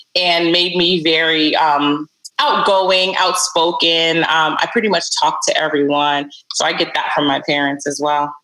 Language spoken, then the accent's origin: English; New York City, New York, United States; also born or lived in Barbados; they brought me over when I was about seven years old. And I moved to Brooklyn.